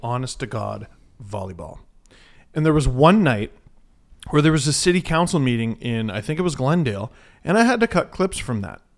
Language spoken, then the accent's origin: English; Canada; As a Canadian who has to consume American television